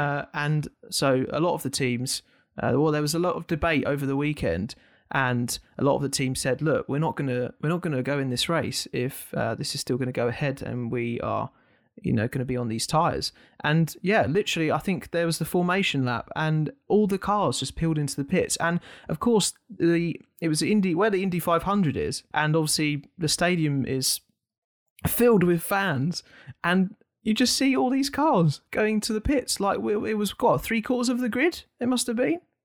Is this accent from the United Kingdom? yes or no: yes; United Kingdom; as a Brit